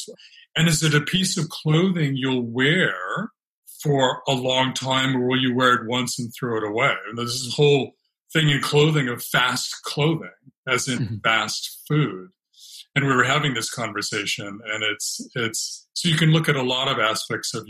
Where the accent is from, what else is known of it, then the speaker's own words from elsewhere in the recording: California, United States; also born or lived in Alaska; now in Brooklyn, United States; I grew up in California backpacking in the Sierra Nevada